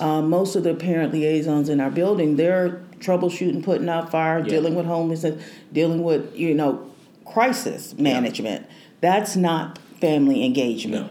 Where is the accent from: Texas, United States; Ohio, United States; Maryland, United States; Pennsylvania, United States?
Texas, United States; Houston; moved away as an adult; now in Kansas City, United States; I'm from Houston